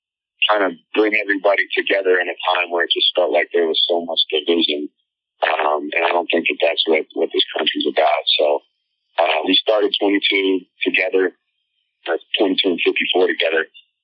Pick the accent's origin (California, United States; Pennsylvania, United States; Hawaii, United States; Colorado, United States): Colorado, United States; And just growing up in Colorado near the Air Force Base, I had a lot of friends who had military fathers and military mothers.